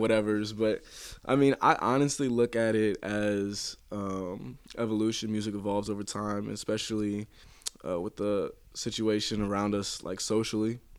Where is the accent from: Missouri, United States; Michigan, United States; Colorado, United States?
Missouri, United States; St. Louis; I've always been around Saint Louis, so, uh, this is my home